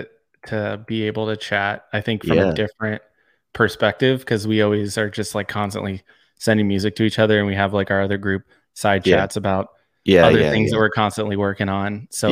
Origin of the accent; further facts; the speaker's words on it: San Diego, California, United States; I mean, growing up in San Diego, I was the pop punk scene was born and bred.